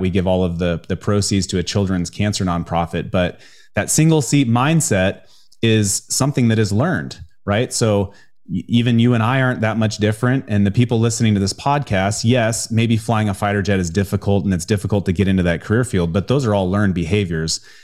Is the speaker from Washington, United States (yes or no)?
yes; Spokane, Washington, United States; I grew up in the Pacific Northwest in the U S A. uh, in, in, uh, Spokane, Washington